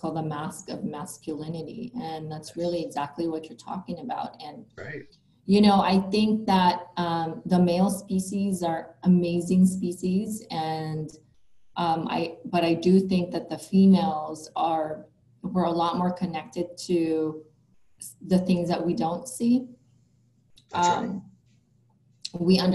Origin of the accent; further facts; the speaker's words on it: Philippines; now in United States; I grew up in the Philippines